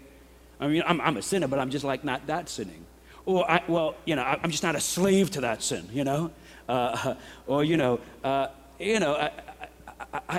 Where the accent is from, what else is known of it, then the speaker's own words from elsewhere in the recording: New York, United States; I'm a New Yorker